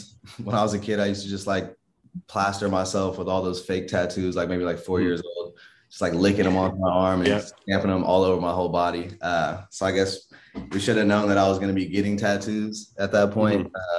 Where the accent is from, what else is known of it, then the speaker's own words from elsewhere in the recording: Inglewood, California, United States; I grew up in Inglewood, California. Just all over LA too.